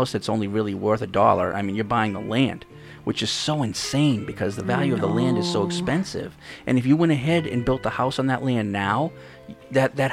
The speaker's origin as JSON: {"language": "English", "town": "Boston", "region": "Massachusetts", "country": "United States", "moved": "yes", "lives_now": "Hawaii Kai, United States", "said": "I'm from Boston."}